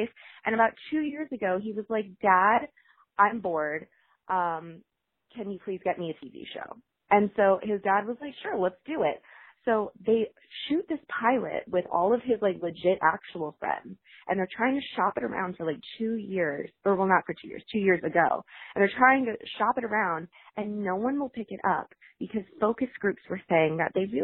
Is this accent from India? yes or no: no; Sarasota, Florida, United States; I grew up in Sarasota, Florida, which is where Siesta Key is located